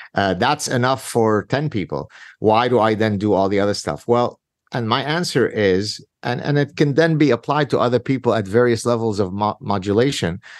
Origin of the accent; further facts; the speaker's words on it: Lebanon; now in Canada; My very difficult childhood growing up in Lebanon in the Civil War